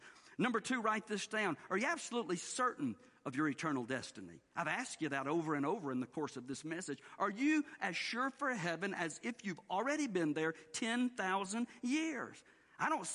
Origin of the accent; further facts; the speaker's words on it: the South, United States; the way we were raised to do in the South